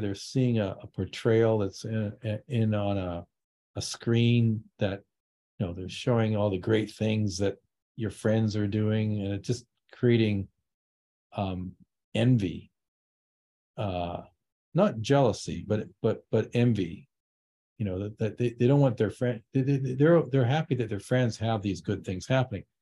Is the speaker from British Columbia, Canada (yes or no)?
yes; Vancouver, British Columbia, Canada; I grew up in Vancouver. It was very multicultural.